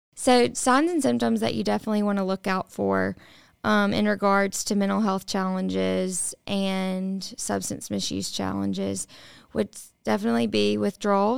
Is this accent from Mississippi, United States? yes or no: yes; the Mississippi Delta, United States; I grew up in the Delta